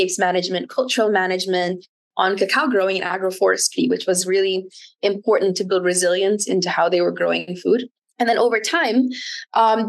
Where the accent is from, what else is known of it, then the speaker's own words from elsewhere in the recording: Camarines Sur, Bicol Region, Philippines; moved away; also born or lived in South Wales (possibly New South Wales, Australia); Super Typhoon Noctet hit my hometown.